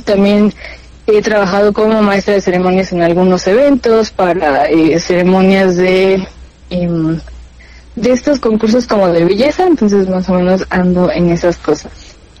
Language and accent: Spanish; Pachuca, Hidalgo, Mexico; tengo 21 años, y soy de Pachuca Hidalgo